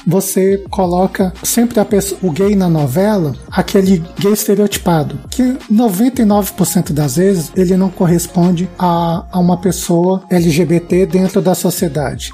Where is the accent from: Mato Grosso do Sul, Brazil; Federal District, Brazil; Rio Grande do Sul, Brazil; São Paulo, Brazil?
Federal District, Brazil; Brasília; sou de Brasília